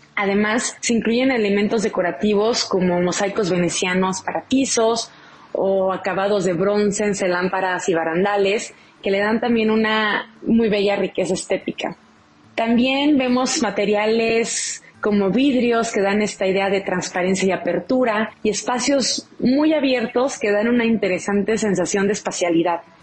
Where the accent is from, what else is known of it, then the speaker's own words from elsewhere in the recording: Mexico; nuestra identidad como mexicanos